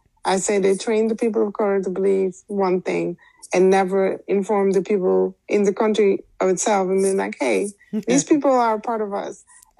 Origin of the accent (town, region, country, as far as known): Suriname